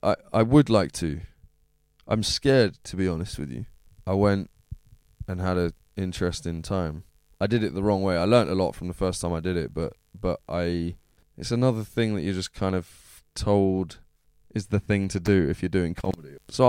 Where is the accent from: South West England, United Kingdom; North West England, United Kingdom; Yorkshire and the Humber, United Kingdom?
South West England, United Kingdom; Plymouth; Like I said, I'm from Plymouth, isn't it?